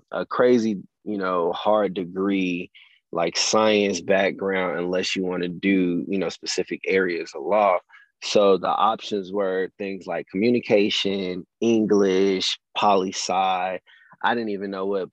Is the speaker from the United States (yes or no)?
yes; Chicago, Illinois, United States; also born or lived in Rantoul, Illinois / Champaign, Illinois; I moved back to Chicago, where I'm from, my hometown, Southside.